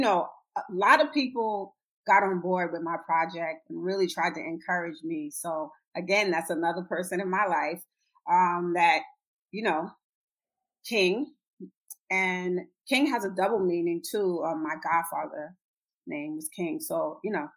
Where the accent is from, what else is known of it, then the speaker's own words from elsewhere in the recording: Trinidad & Tobago; I'm Trinidadian, and her dad is Panamanian.